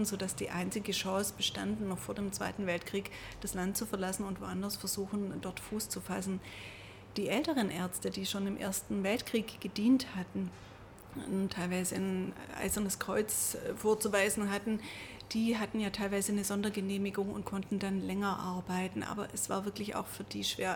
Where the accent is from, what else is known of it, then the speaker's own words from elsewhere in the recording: Stuttgart, Baden-Württemberg, Germany; ich bin ja in Stuttgart geboren